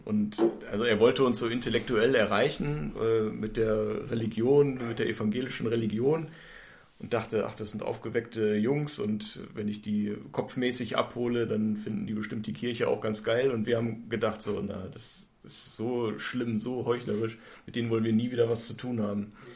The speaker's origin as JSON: {"language": "German", "country": "Germany", "said": "ich komme auch aus Raden"}